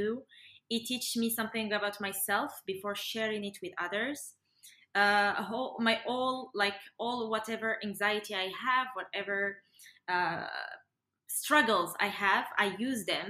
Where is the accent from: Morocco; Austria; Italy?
Morocco; I'm from Morocco